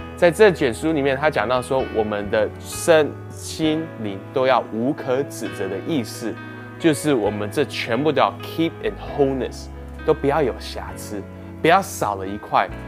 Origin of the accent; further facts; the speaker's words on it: Canada; 那我小时候在加拿大长大，在加拿大十六岁的时候就可以开始学习开车